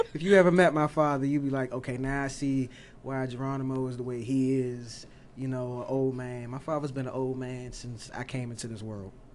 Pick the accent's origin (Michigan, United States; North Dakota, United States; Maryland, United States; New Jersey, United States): Maryland, United States; Oxon Hill; I grew up in Oxon Hill